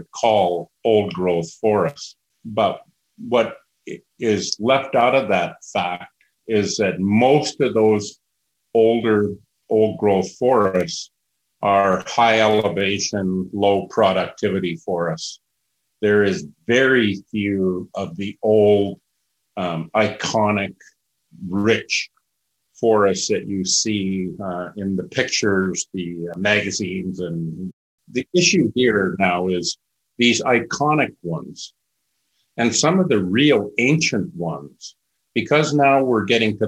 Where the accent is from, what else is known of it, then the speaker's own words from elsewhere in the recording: British Columbia, Canada; who we are as British Columbia